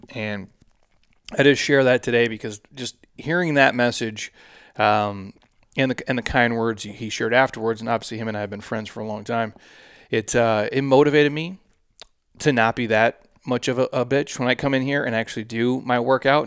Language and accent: English; Minnesota, United States; moved away as an adult; now in Scottsdale, United States; where I grew up in Minnesota